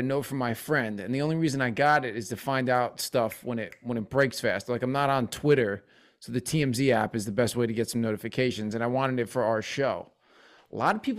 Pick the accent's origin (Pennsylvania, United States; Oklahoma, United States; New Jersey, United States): New Jersey, United States; moved away as an adult; now in San Francisco, United States; Jersey, South Jersey, by Philly.